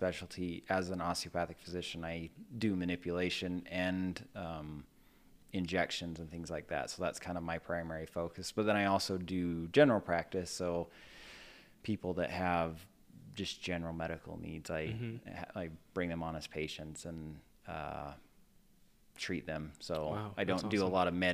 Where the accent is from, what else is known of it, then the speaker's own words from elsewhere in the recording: central Utah, United States; So I'm actually originally from Utah. So okay. I grew up in central Utah